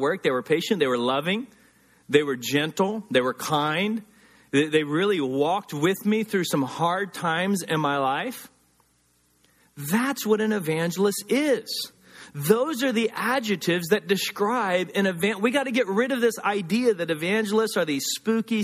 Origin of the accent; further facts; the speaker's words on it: the South, United States; moved away; also born or lived in Los Angeles; growing up in the South